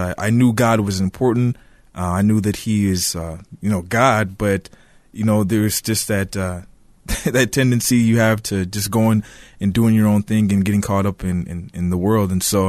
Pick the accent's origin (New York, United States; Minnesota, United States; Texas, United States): Minnesota, United States; Woodbury; So I was born and raised in Woodbury, Minnesota, so I'm a local here, and single-parent household.